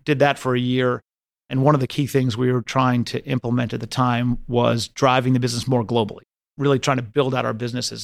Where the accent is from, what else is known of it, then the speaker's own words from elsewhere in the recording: United States; moved away as an adult; also born or lived in London; It was a harrowing time to be in London as an American investment banker